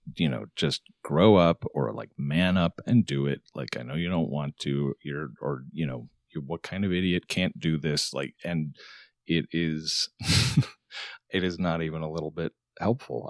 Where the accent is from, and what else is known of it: Arizona, United States; born or raised there; moved away